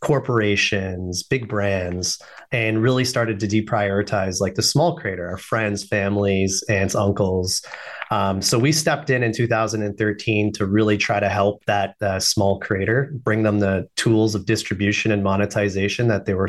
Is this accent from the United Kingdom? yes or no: no; Canada; I'm Canadian, by the way